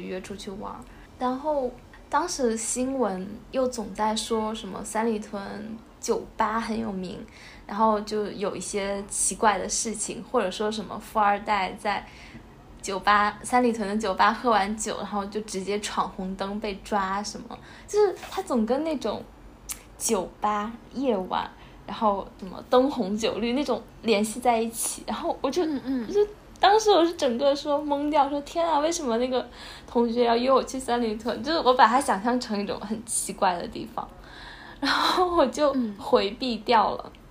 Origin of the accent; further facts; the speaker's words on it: China; also born or lived in Taipei; 按照我大陆人的想法的话